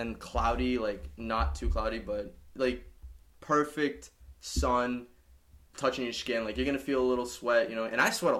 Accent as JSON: {"language": "English", "country": "Brazil", "said": "I'm from Brazil."}